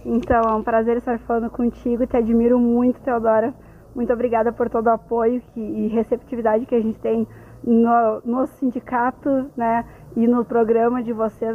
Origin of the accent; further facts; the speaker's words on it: Carazinho, Rio Grande do Sul, Brazil; Eu sou de Carazinho